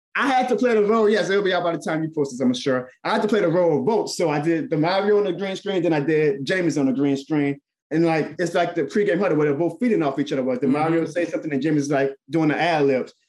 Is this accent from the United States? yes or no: yes; New Orleans, Louisiana, United States; New Orleans. That's my hometown.